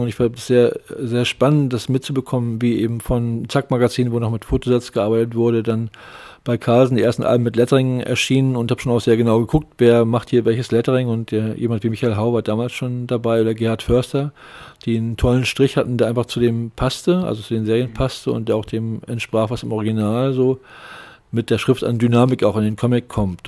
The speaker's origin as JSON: {"language": "German", "town": "Lübeck", "region": "Schleswig-Holstein", "country": "Germany", "tie": "born or raised there", "also_born_or_lived": "Hamburg", "moved": "as an adult", "said": "Ich bin in Lübeck geboren und äh, Lübeck aufgewachsen"}